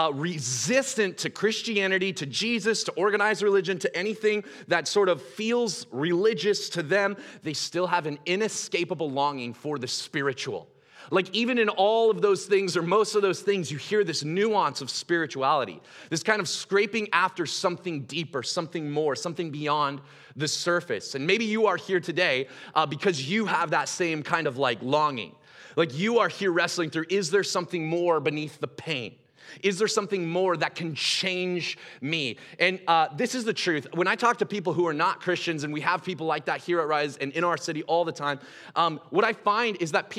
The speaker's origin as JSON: {"language": "English", "town": "Gresham", "region": "Oregon", "country": "United States", "said": "I'm from Gresham"}